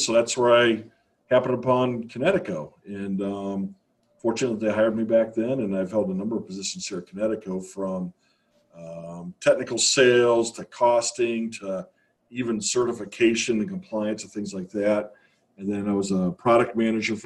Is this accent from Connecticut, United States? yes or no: no; Northeast Ohio, United States; also born or lived in Virginia; I grew up in Northeast Ohio, and I went off to college down in Virginia in the mid-80s